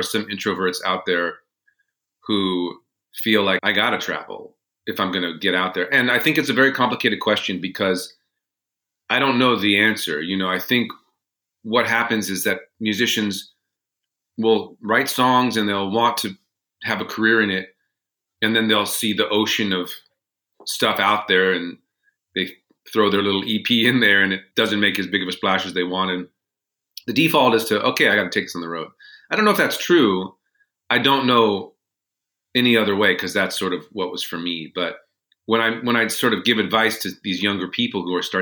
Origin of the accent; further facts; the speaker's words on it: Los Angeles, California, United States; moved away; I grew up in Los Angeles